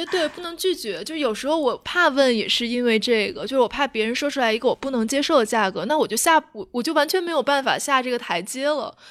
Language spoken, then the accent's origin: Chinese; Tianjin, China; moved away as an adult; also born or lived in Beijing; 就刚来到北京上大学，因为我之前在，在天津，因为我们都是北方人嘛，在天津，我从小到大没有跟人 A A 过